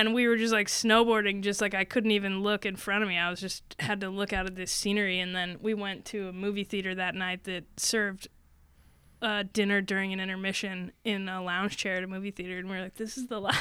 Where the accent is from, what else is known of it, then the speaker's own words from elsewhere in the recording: Portland, Oregon, United States; moved away as an adult; now in South Bend, United States; we grew up in Portland, Oregon